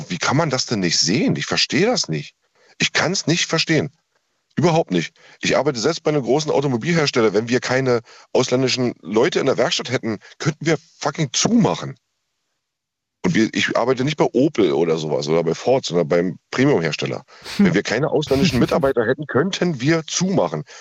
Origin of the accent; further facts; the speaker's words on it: Brandenburg, Germany; ich komme aus Brandenburg